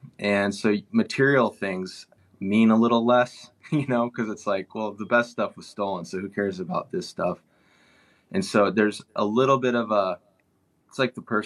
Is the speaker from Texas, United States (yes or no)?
yes; Dallas, Texas, United States; moved away; growing up in Dallas, Texas, it's a very commerce driven area, very materialistic